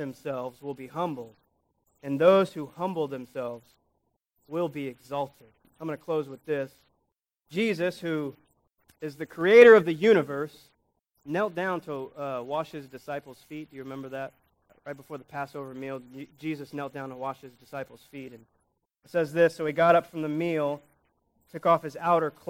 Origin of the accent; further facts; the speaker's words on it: United States; We're American citizens.